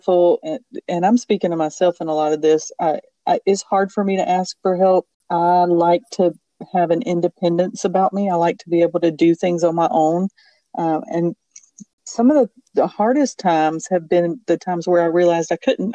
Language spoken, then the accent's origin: English; Bible Belt South, United States; I grew up in Bible Belt South